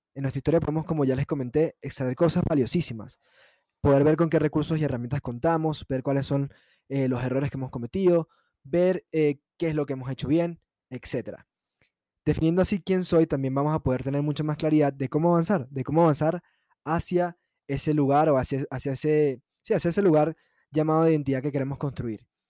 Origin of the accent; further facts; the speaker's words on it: San Antonio de los Altos, Miranda, Venezuela; also born or lived in Caracas, Venezuela; nací en Caracas, pero viví en una ciudad llamada San Antonio de los Altos, que queda ubicada a 45 minutos de la capital. Crecí con una vida muy, muy tranquila